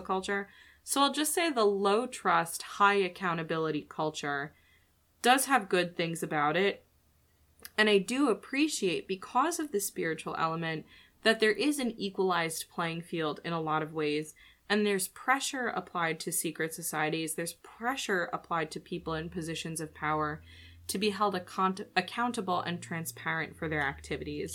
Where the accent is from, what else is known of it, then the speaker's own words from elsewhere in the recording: United States; as an American